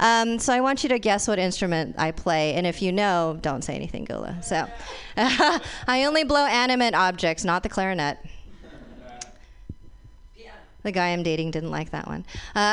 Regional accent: Fremont, California, United States; speaking of shit, I'm also from Fremont.

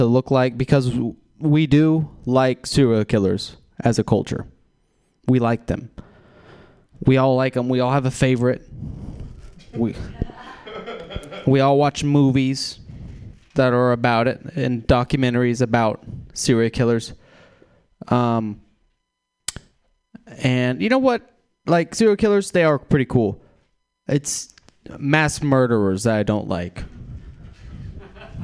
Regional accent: Texas, United States; I am from Texas

